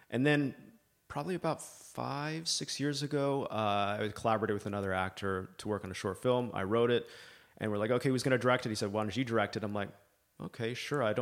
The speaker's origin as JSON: {"language": "English", "country": "Libya", "tie": "born or raised there", "also_born_or_lived": "Canada", "said": "I'm Canadian originally. Uh, grew up in Libya, out of all places. Um, obviously, now it's not what it used to be."}